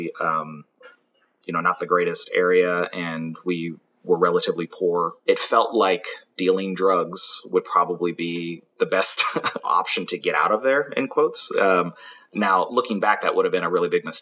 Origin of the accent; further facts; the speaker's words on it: Kansas City, United States; also born or lived in Arkansas; I grew up in Kansas City, so downtown